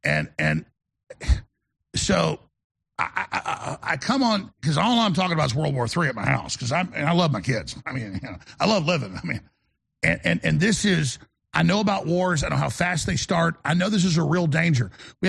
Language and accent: English; United States; I'm a fighter, folks. I'm an American.